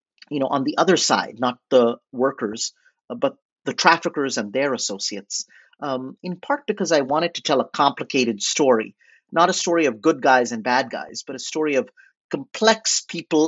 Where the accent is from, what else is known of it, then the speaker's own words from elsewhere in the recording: India; moved away as an adult; also born or lived in New Orleans; I was estranged from my home, from India